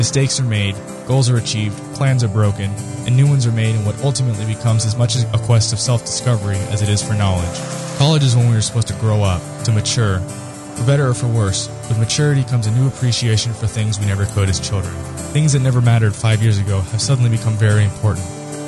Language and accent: English; Florida, United States; Growing up in South Florida, I never dealt with the cold like I do here.